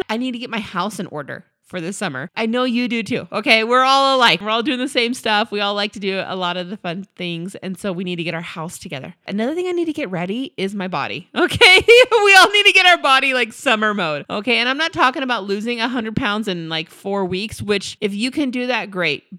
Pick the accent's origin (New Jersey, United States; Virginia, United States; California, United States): California, United States; we're from California